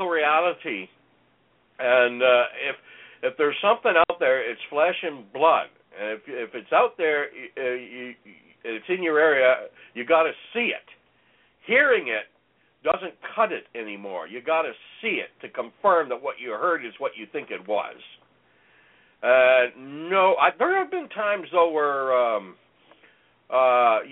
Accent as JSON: {"language": "English", "region": "Ontario", "country": "Canada", "tie": "born or raised there", "moved": "yes", "lives_now": "British Columbia, Canada", "said": "growing up in Ontario in the bush, it was never quiet."}